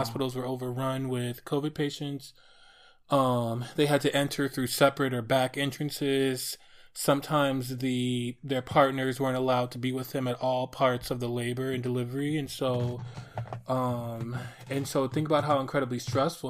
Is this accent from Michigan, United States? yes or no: yes; Detroit, Michigan, United States; also born or lived in New York City; my hometown here of Detroit